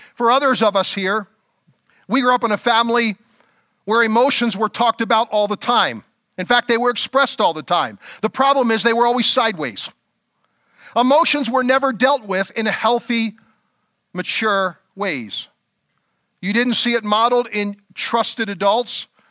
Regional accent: Elverson, Pennsylvania, United States; I moved out of my hometown of Elverson, Pennsylvania

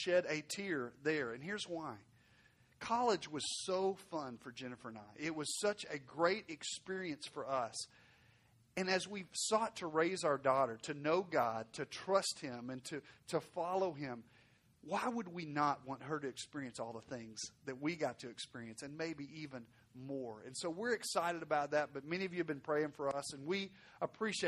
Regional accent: Arkansas, United States; now in Fort Worth, United States; I'm from Arkansas, so I speak a little slower than most

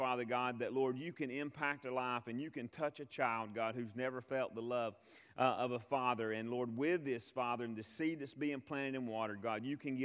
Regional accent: United States; I'm from America

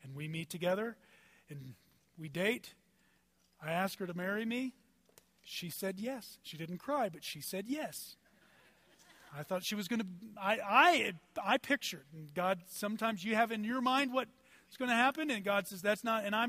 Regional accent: Dallas, Texas, United States; I was from Dallas. I'm a city boy.

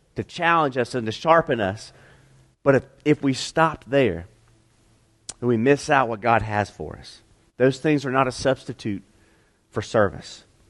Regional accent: Piedmont, South Carolina, United States; also born or lived in Utah; I grew up in Piedmont

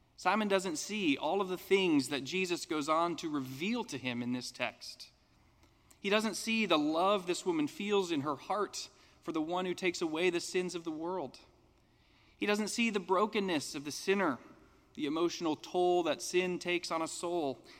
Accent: United States; as an American

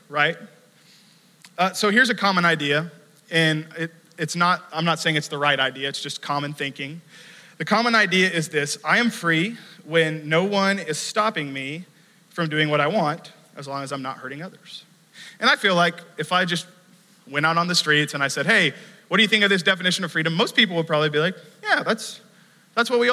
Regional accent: United States; growing up in the United States

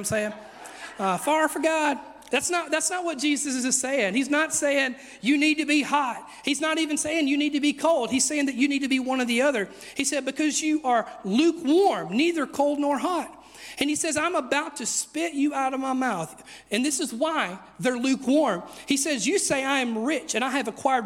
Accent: United States; I'm very American.

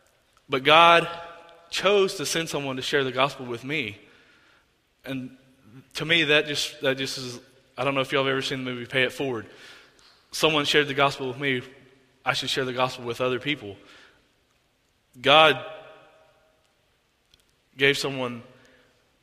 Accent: Oklahoma, United States; I'm from Oklahoma

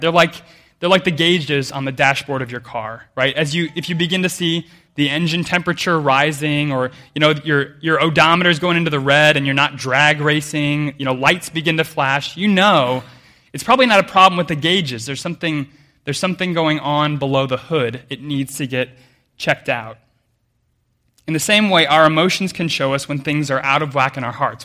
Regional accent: United States; I grew up way inland in America

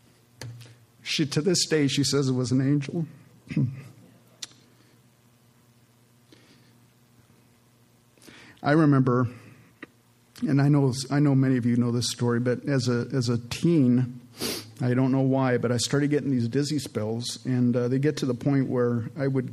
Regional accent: Canada; moved away; I was born in Canada, and I'm the youngest of four children. And my dad was a house painter back there in Canada, and they had immigrated from Holland

